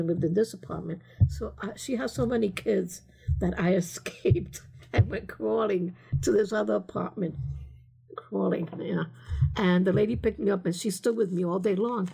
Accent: New York City, New York, United States; moved away as an adult; also born or lived in Staten Island / Bronx / Spanish Harlem / Pennsylvania; I'm a native New Yorker.

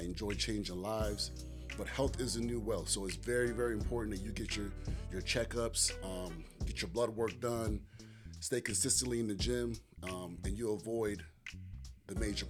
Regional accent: Goldsboro, North Carolina, United States; I'm from Goldsboro, North Carolina.

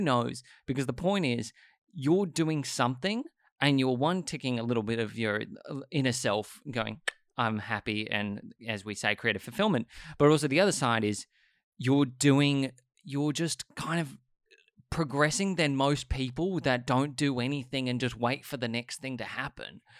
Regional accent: Sydney, New South Wales, Australia; I grew up in Sydney

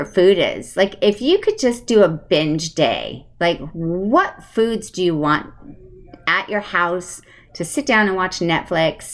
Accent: Connecticut, United States; moved away; I grew up on the East Coast in Connecticut, so I am an East Coaster, and sometimes you hear my accent come out.

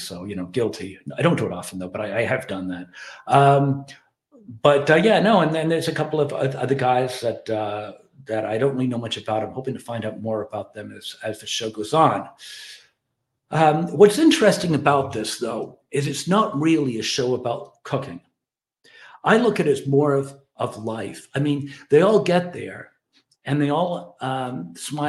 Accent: Ireland; I'm Irish

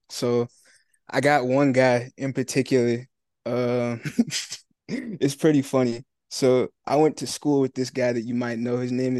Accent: Marietta, Georgia, United States; So I'm in Marietta. It's like a suburb outside of Atlanta. So that's where I live.

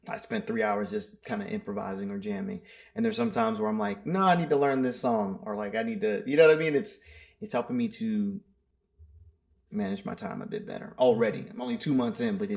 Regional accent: Maryland, United States; I'm from Maryland

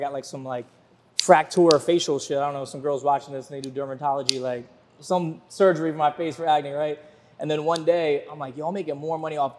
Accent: Virginia Beach, Virginia, United States; moved away as an adult; also born or lived in Fort Lauderdale; I'm from Virginia Beach, Virginia. I don't come from money.

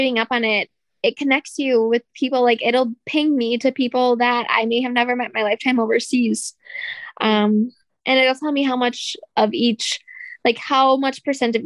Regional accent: Wisconsin, United States; I'm from Wisconsin

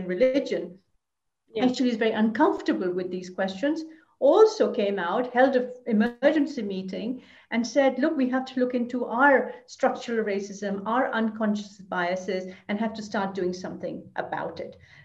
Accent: Lahore, Punjab, Pakistan; moved away as an adult; now in Brussels, Belgium; I was born in South Asia, in Lahore, and I've been here for almost 40 years. I came to Brussels

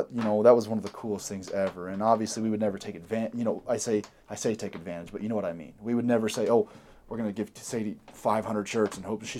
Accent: Kansas City, United States; now in Utah, United States; coming from the Midwest, I'm from Kansas City.

